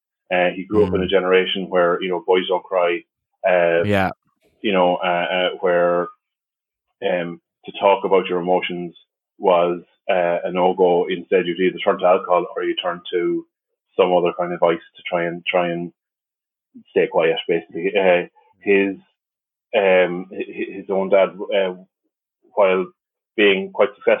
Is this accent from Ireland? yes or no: yes; the Midlands of Ireland, Ireland; moved away as an adult; also born or lived in Limerick, Ireland; now in Dublin, Ireland; I hail from the Midlands of Ireland. Grew up there through most of my life.